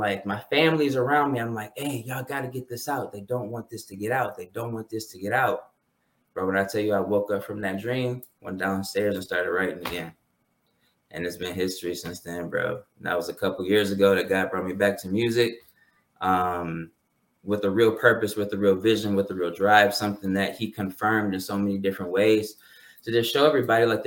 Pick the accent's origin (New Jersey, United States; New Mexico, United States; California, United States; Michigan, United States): Michigan, United States; Detroit; I grew up in Detroit, was born in Detroit, but grew up more so in the suburbs